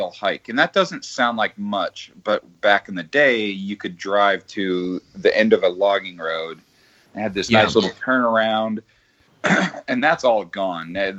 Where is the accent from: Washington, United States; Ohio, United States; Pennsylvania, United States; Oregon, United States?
Washington, United States; Arlington; born or raised there; also born or lived in Canada